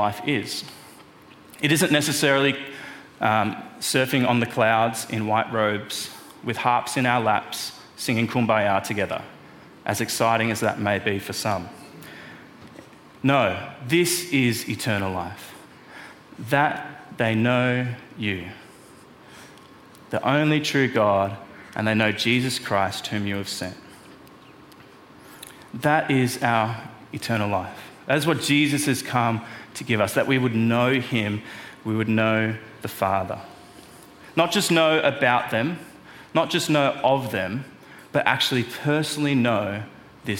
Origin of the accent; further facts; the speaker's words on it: Melbourne, Victoria, Australia; moved away; I'm from Melbourne